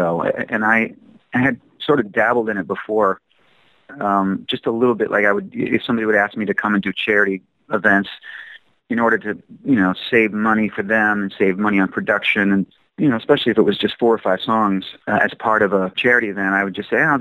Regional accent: Chicago, Illinois, United States; moved away as an adult; now in Malibu, United States; I'm from Chicago

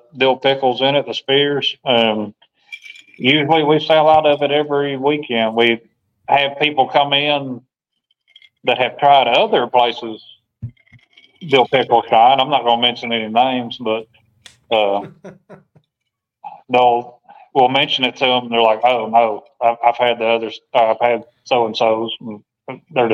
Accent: Nashville, Tennessee, United States; I grew up in Nashville for the most part, graduated high school there and outside of Nashville.

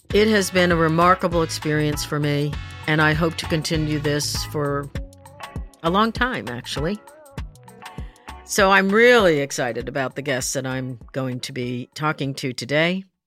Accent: New Jersey, United States; moved away; I was raised in Jersey

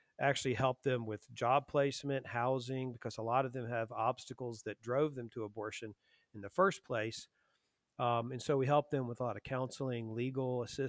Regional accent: Lynchburg, Virginia, United States; So, I was raised in Lynchburg, Virginia. Lynchburg, Virginia is most famous for Liberty University, Jerry Falwell. So that's where most people have heard of it. Very, church-going town, very Christian town. I was raised Presbyterian in a very pro-life church.

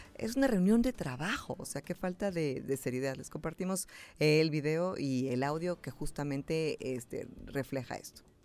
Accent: Mexico; soy mexicana

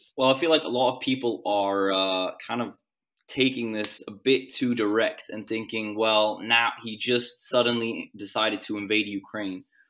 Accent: Sweden; moved away as an adult; now in Gdańsk, Poland; I moved here from Sweden, which is where I, I'm born and I was, I lived my whole life.

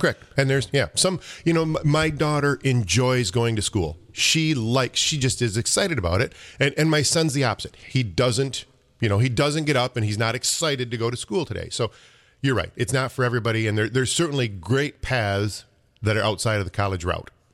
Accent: Clare, Michigan, United States; I'm a Claire kid

